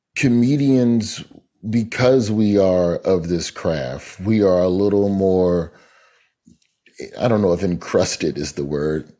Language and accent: English; Birmingham, Alabama, United States; moved away; also born or lived in Tallahassee; Birmingham, my hometown